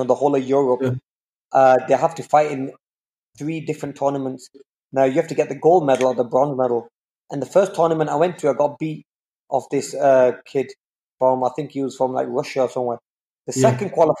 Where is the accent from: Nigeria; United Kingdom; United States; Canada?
United Kingdom; England; I'm from England